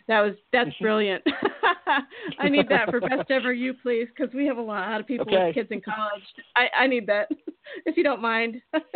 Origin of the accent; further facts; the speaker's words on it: Minnesota, United States; I'm from Minnesota. Also, you know, my parents live there and everything.